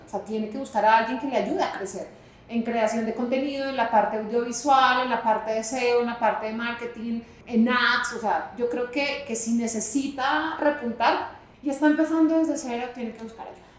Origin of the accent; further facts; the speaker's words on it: Santa Marta, Magdalena, Colombia; accent: costeña; Yo soy costeña